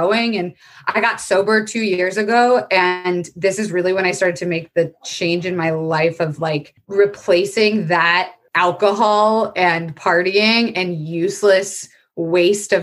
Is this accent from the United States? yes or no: yes; Florida, United States; moved away; I was raised in Florida, which is a very fucked up, insane place.